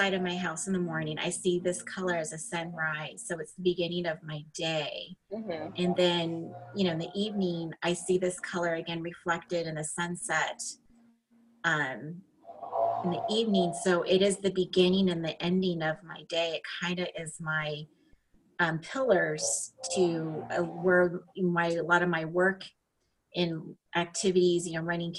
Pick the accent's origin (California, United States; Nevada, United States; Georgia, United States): Nevada, United States; Las Vegas; So my hometown was at Las Vegas and were injured.